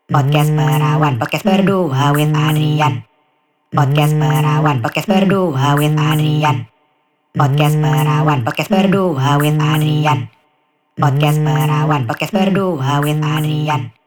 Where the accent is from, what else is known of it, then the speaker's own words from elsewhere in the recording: Jakarta, Indonesia; now in Berlin, Germany; kalau gue lihat karena gue juga dulu tumbuhnya di Jakarta